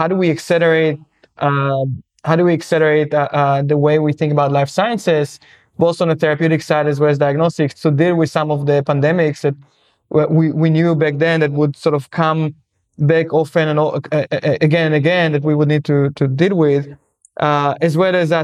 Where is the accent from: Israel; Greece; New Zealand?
Israel; moved away as an adult; I'm from Israel originally